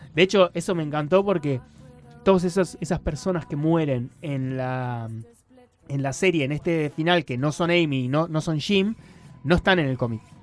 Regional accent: Mina Clavero, Córdoba, Argentina; Yo soy de Mina Clavero

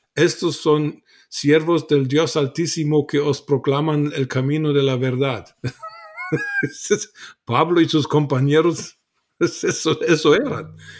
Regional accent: Germany; Spanish is a second language; moved away as an adult; also born or lived in Guatemala / Mexico; Nací en Alemania, nací católico eh, en contra de mi voluntad porque y a los 13 años dejé la iglesia católica, eh, me volví ateo en en la secundaria alemana

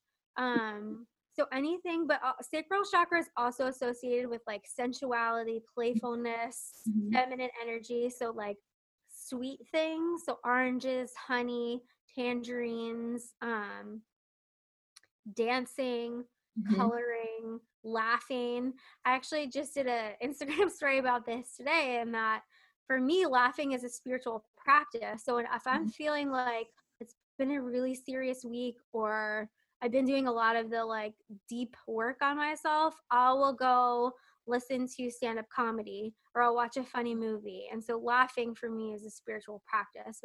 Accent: New Jersey, United States; I'm from New Jersey

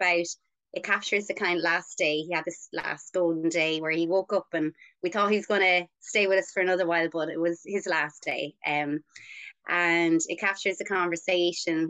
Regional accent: Newbridge, Leinster, Ireland; I'm from Newbridge in County Kildare, mm-hmm. and I grew up in a greengrocer's.

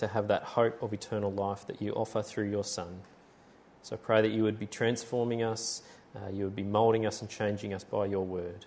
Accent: Tamworth, New South Wales, Australia; moved away; I was from Tamworth

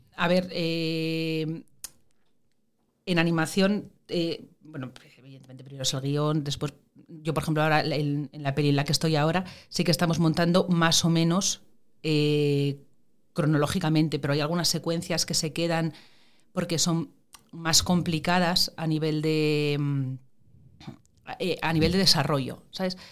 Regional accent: Gijón, Asturias, Spain; moved away as an adult; also born or lived in La Riera, Asturias / Madrid; mi familia materna es de Gijón. Yo fui al cual en Gijón y eso, pero yo todos los fines de semana, puentes, vacaciones y tal, iba para la Riera. Y es curioso porque todos los recuerdos que tengo de pequeña, la mayor parte de ellos son de la Riera

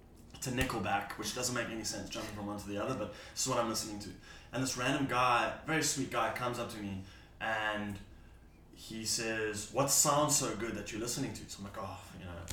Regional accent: South Africa; I'm from South Africa.

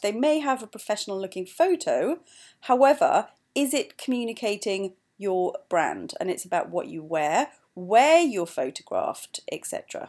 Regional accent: Wales, United Kingdom; moved away as an adult; also born or lived in East London; now in London, United Kingdom; I'm also Welsh.

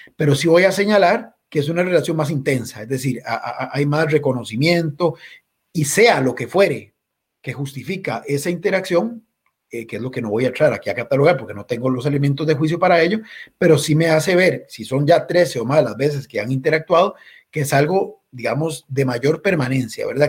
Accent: Costa Rica

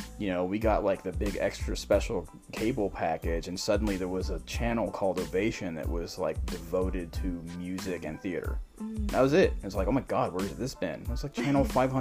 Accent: San Antonio, Texas, United States; now in Dallas-Fort Worth, United States; I'm from San Antonio

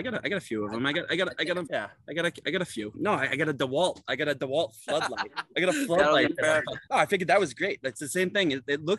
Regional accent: Boston, Massachusetts, United States; also born or lived in Cape Cod; No, I'm not from Saugus. Originally from Hyde Park.

